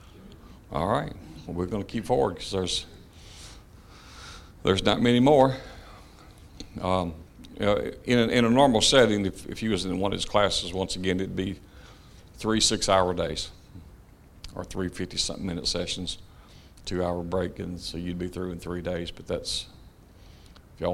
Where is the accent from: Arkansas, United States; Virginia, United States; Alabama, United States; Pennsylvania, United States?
Alabama, United States; Clanton; also born or lived in Michigan; home we were raised in, which is East Clanton, out in the country